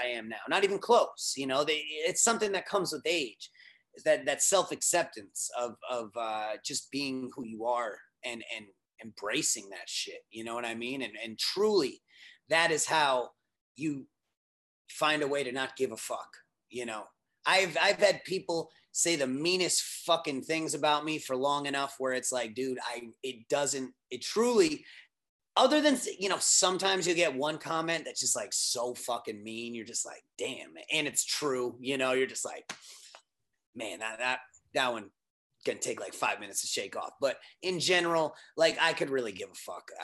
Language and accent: English; Norwalk, Connecticut, United States; born or raised there